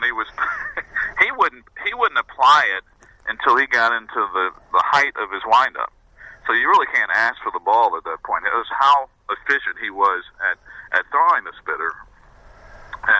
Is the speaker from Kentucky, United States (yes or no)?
no; Southwest Virginia, United States; now in New Jersey, United States; growing up in Southwest Virginia, as I did back in those days